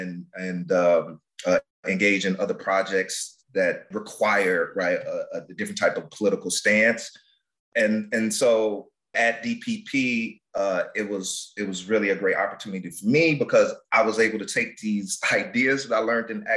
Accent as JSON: {"language": "English", "town": "Detroit", "region": "Michigan", "country": "United States", "tie": "born or raised there", "said": "Born and raised in Detroit. I grew up on the West Side"}